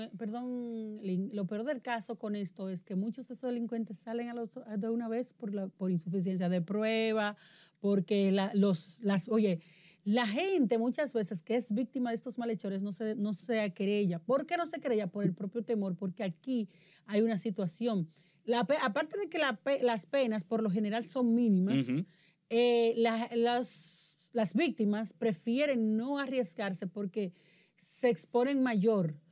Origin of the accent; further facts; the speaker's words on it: Dominican Republic; moved away; en la zona de Elías Piña, próximo a mi tierra